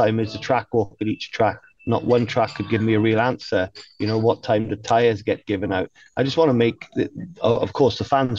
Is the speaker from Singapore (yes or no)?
no; United Kingdom; I'm a British person